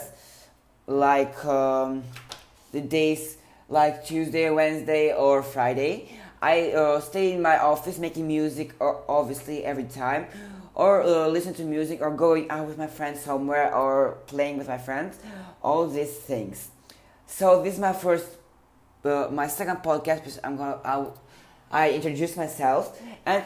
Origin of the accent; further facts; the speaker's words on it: Tirana, Tirana County, Albania; I was born in Tirana, Albania, and it's a lovely country and place.